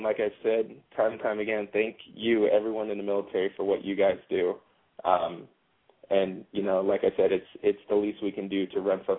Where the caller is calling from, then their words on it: Southern California, United States; I'm actually calling from Southern California.